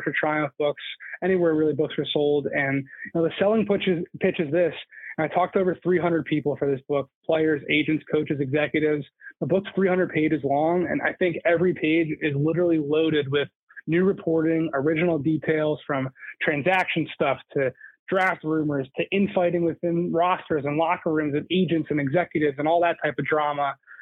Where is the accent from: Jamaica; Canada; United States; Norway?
United States; Philadelphia, Pennsylvania; also born or lived in Boston; now in New York, United States; I'm from Philly originally. I went to school in Boston. I live in New York now, right? I lived here for 6 years